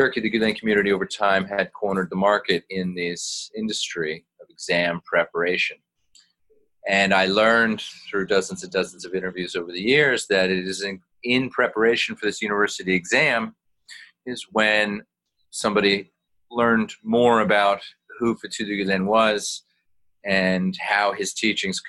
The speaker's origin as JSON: {"language": "English", "country": "United States", "said": "me as an American non-Muslim"}